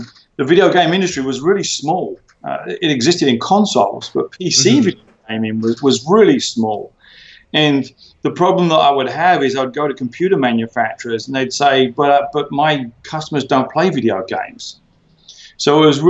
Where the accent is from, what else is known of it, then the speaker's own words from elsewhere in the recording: United Kingdom; moved away as an adult; also born or lived in Silicon Valley / Hollywood; now in Los Angeles, United States; as you can hear, I'm a British guy. I moved to America in 2005